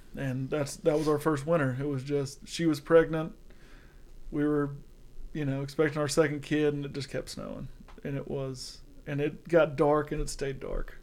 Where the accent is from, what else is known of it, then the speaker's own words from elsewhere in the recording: Georgia, United States; I'm from Georgia